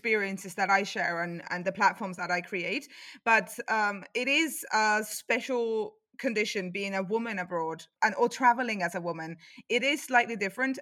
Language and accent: English; Tallinn, Harju County, Estonia; moved away as an adult; now in Cologne, Germany; I am originally from Tallinn, Estonia